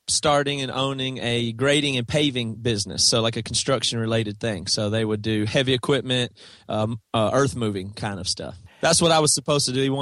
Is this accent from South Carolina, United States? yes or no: yes; South Carolina, United States; That's right. Yeah. Toby and Devin and Joel and our original drummer Seth all are from South Carolina, small town, same